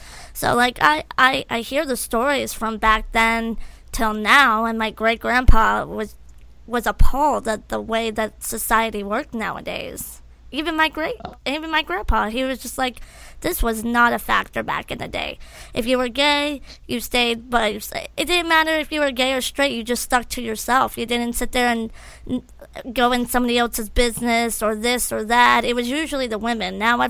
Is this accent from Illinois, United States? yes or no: no; Milford, Ohio, United States; now in Florida, United States; I grew up in Ohio also, and, like, you know, Ohio in the 90s. There's a city in Ohio called Milford, Ohio, and even in the 90s, you could leave your door unlocked. And people watched out for people. I grew up in that.